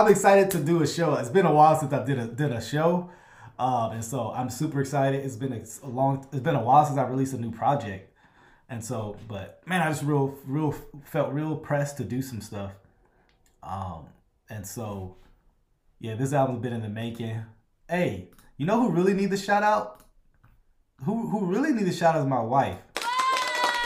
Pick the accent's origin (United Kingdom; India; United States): United States; Louisiana; I'm from Louisiana